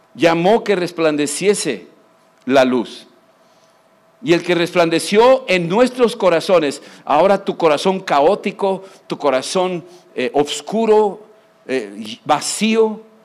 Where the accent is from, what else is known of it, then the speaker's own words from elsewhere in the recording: Mexico; yo vengo de México